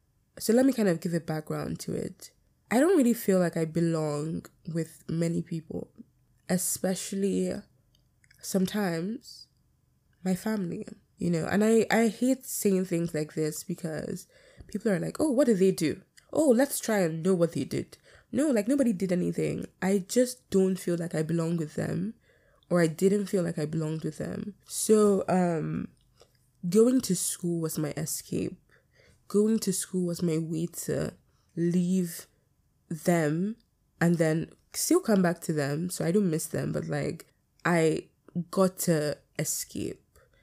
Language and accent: English; United Kingdom; accent: British; My British accent is coming, the thick one that I have.